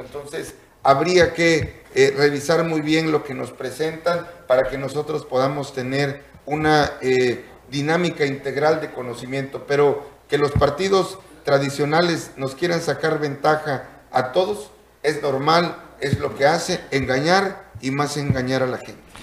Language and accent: Spanish; Tlacolula de Matamoros, Oaxaca, Mexico; also born or lived in Zapata de Madero, Yautepec, Oaxaca; yo nací o viví desde los ocho meses en Tlacolula